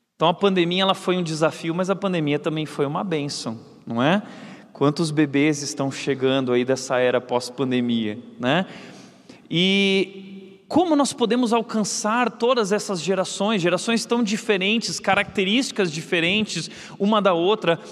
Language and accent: Portuguese; Rio Grande do Sul, Brazil; eu sou gaúcho, também sou lá do Rio Grande do Sul